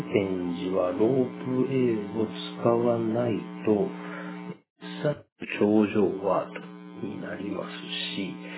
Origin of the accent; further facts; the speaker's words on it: Matsuyama, Ehime, Japan; 地元の松山祭り